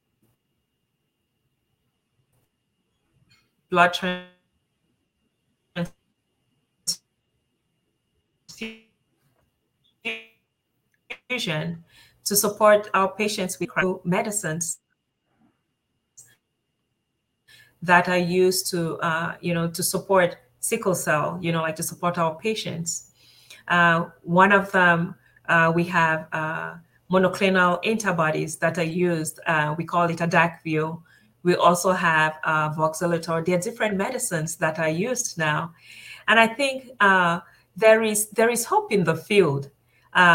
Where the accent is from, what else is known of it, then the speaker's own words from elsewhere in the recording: Cameroon; now in United States; I was born in Cameroon. That's a country. It's in West Africa